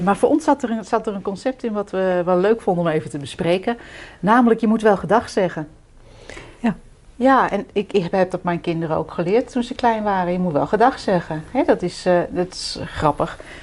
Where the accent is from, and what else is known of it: Netherlands